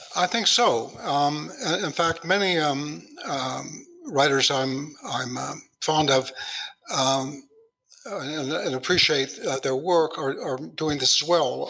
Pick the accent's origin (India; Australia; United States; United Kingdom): United States; Los Angeles, California; growing up in Hollywood